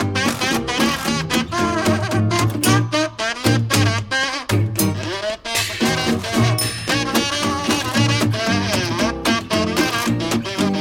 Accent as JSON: {"language": "English", "town": "Kitchener", "region": "Ontario", "country": "Canada", "lives_now": "Hamilton, Canada", "said": "I'm from Kitchener"}